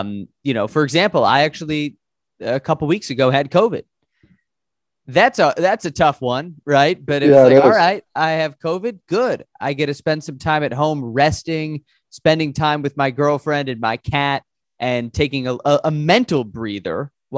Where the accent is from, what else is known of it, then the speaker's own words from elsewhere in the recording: Chicago, Illinois, United States; I'm from Chicago, where right now it's like negative 10.